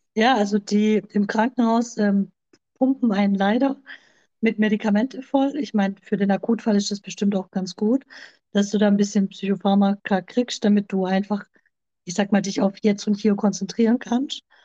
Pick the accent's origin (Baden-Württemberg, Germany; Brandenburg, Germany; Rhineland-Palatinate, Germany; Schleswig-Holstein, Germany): Baden-Württemberg, Germany; near Stuttgart; Ich komme aus der Nähe von Stuttgart. Ich lebe hier zusammen mit meinem Freund Carmelo